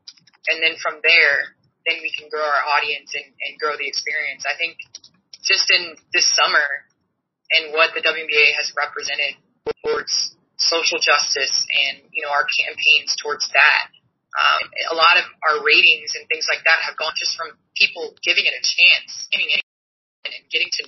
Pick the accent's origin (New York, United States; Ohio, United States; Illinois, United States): Illinois, United States; Naperville; moved away; friends and families that have reached out from my hometown in Naperville.